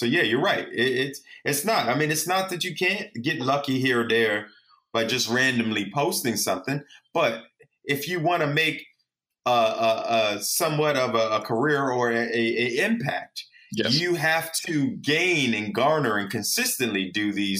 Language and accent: English; New York City, New York, United States; I was born and raised in the Bronx, New York